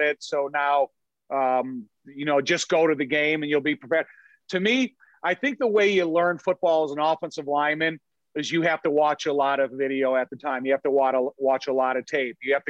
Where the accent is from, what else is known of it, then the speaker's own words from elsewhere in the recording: Joliet, Illinois, United States; I grew up in Joliet my whole life